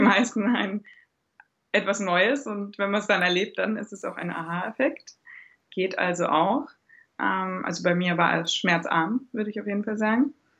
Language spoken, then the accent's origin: German; Germany; moved away as an adult; now in Austria; Ich komme eigentlich aus Deutschland